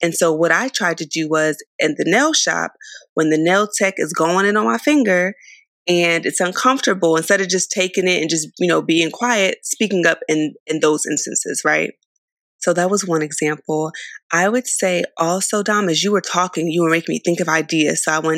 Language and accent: English; Philadelphia, Pennsylvania, United States; Now, I'm from the East Coast, y'all. I'm from Philly.